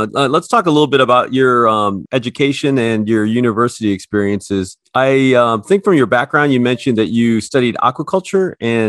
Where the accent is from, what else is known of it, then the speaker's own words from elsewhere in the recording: Chicago, Illinois, United States; even though I'm from Chicago